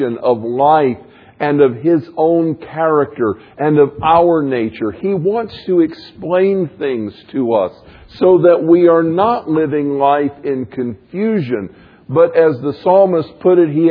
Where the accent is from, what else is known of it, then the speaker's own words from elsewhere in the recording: Florida, United States; moved away; I grew up in Florida where the beach was flat and level